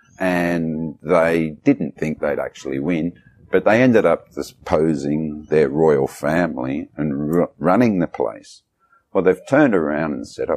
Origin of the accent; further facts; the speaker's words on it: Australia; moved away as an adult; now in Vietnam; I'm from there